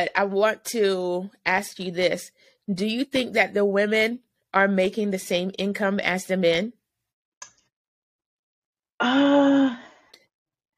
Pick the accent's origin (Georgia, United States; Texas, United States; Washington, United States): Georgia, United States; Savannah; I'm from Savannah, Georgia